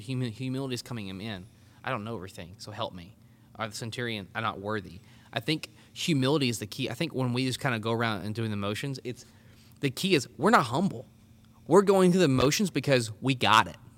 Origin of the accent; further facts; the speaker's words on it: Arkansas, United States; also born or lived in College Station, Texas; I'm from Arkansas originally, so, I mean, I was born and raised here